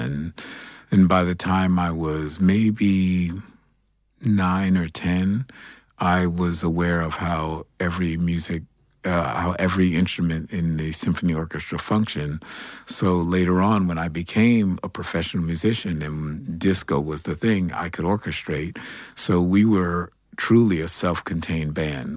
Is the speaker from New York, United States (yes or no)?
yes; New York City, New York, United States; I grew up here in New York City. Um, I'm a Greenwich Village kid.